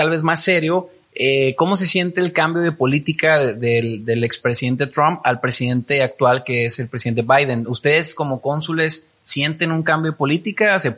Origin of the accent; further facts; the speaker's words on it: Mexico; Como mexicano lo tiene que, que está cambiando